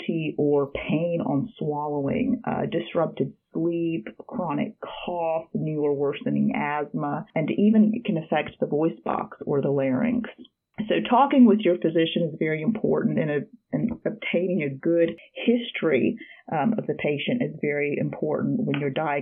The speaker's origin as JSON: {"language": "English", "town": "Harrisonburg", "region": "Virginia", "country": "United States", "tie": "born or raised there", "also_born_or_lived": "Russia / Mississippi / Birmingham, Alabama", "said": "I did my high school education at Harrisonburg High School, and I grew up in Harrisonburg"}